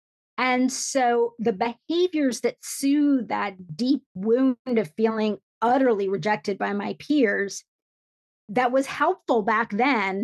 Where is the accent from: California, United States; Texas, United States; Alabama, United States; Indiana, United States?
Indiana, United States; a small town in; I had an American mom and we were living in a small town in Indiana